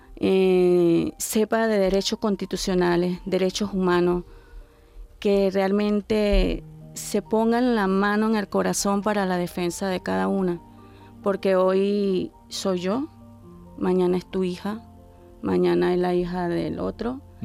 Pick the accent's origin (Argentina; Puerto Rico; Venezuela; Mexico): Venezuela; moved away; soy venezolana, tengo 55 años.